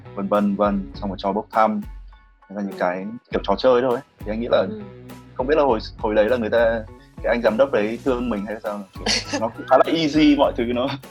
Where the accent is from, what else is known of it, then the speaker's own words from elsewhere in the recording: Hanoi, Vietnam; anh được sinh ra và lớn lên ở Hà Nội